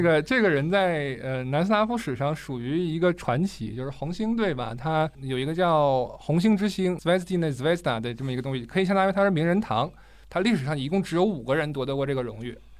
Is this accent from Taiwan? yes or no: no; China